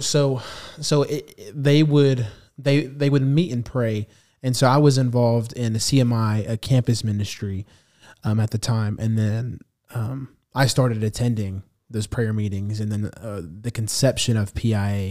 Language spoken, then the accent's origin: English; United States; I'm half, half Salvadorian, half Arab, so I'm completely half of another, um, ethnicity other than Hispanic. And so I grew up in an American church